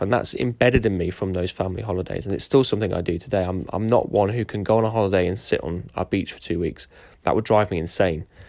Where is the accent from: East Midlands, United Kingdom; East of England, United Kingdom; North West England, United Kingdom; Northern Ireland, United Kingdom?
East Midlands, United Kingdom; Derby; also born or lived in Lincoln / Hilton, Derbyshire; after I was born in Lincoln, we moved to Derby. Uh, and that was where m-, most of my young childhood was